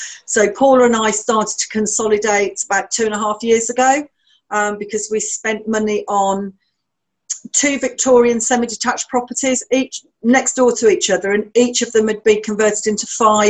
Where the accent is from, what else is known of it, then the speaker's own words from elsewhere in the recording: Birmingham, West Midlands, United Kingdom; In Birmingham.